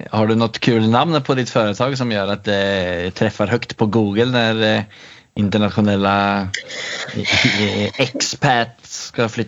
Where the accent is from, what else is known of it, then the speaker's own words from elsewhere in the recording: Sweden; now in Norway; För jag är ju svensk till trots för mitt eh, talfel och att jag har bott i Norge i 11 år.